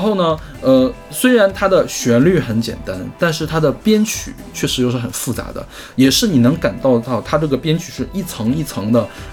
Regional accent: China; 毕竟咱们是中国人

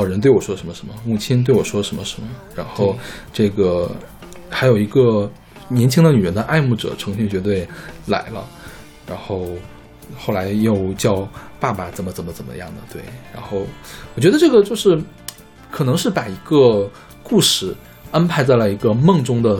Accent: China; 因为看我是个中国人，自己一个走

